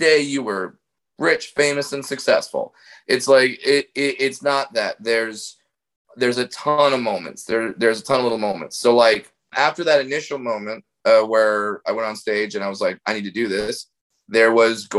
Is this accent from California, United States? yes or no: yes; Orange County, California, United States; I grew up in Orange County